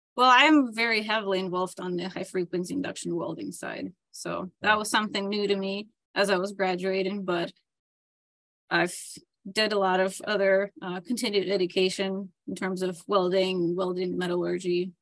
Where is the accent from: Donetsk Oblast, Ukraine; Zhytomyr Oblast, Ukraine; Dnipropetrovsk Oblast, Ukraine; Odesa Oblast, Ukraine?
Dnipropetrovsk Oblast, Ukraine; Dnipro; moved away as an adult; now in United States; So I was born and raised in Ukraine in the town of Dnipro